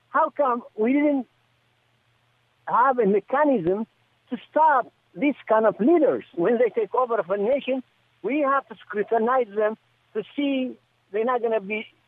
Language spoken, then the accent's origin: English; Djibouti